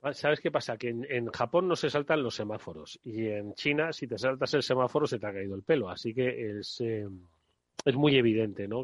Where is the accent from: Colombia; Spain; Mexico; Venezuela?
Spain; Extremadura